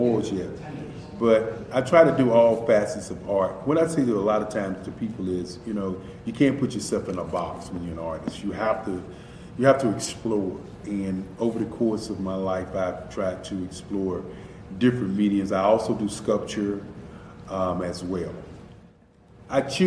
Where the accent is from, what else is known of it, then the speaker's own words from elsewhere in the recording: Durham, North Carolina, United States; also born or lived in Washington, D.C.; I am from Washington, D.C., but I was raised in Durham, North Carolina. I came to Durham when I was about 5 or 6